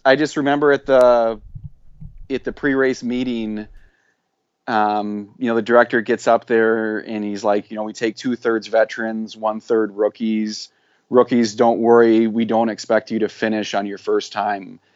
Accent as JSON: {"language": "English", "region": "South Central Wisconsin", "country": "United States", "tie": "born or raised there", "said": "I grew up in South Central Wisconsin"}